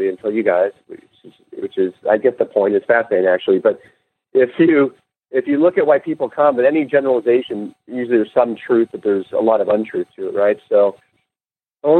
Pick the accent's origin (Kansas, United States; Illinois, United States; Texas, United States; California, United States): California, United States; Los Angeles; also born or lived in San Diego, United States; I grew up in L.A.